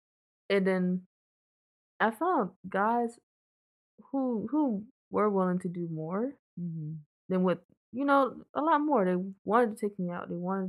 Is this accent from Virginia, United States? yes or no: yes; Virginia, United States; I'm from Virginia.